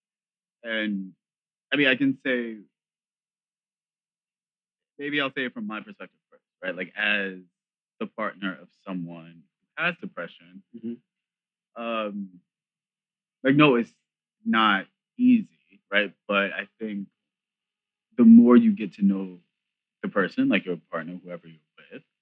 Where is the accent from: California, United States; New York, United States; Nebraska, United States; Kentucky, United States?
New York, United States; I'm from New York.